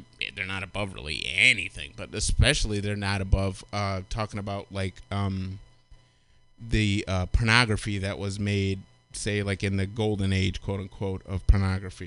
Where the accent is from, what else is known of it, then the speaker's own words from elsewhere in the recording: Michigan, United States; Growing up in Michigan